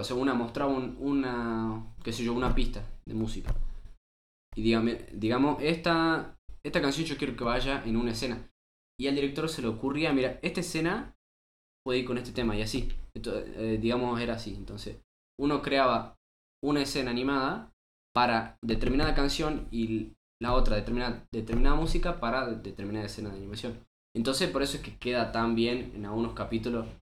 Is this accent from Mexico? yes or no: no; Salta, Argentina; somos unos pibes de Salta